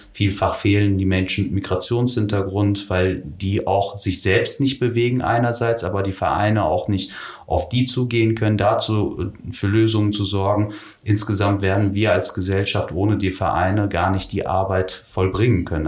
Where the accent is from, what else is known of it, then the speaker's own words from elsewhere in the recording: Herford, North Rhine-Westphalia, Germany; moved away as an adult; also born or lived in Königswinter / Düsseldorf / Berlin; now in Sankt Augustin, Germany; ich bin in Herford geboren, aufgewachsen im Kreis Herford, bis zu meinem 30. Lebensjahr habe ich in Ostwestfalen gelebt